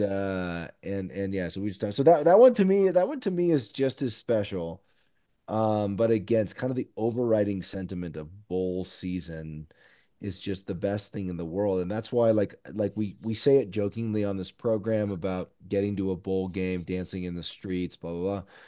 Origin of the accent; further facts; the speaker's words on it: Lincoln, Nebraska, United States; moved away as an adult; also born or lived in Washington, D.C. area; now in Bend, United States; Diehard Husker fan, born and raised in Lincoln, I currently live in Bend, Oregon